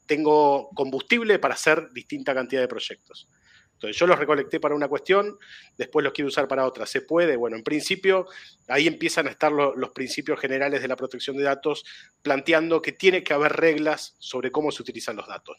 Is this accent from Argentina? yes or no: yes; Argentina